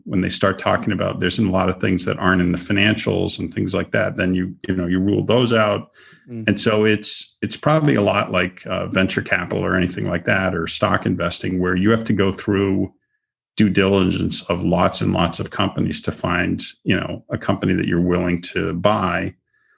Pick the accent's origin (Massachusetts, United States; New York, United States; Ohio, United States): Massachusetts, United States; Boston; now in Florida, United States; I'm from Boston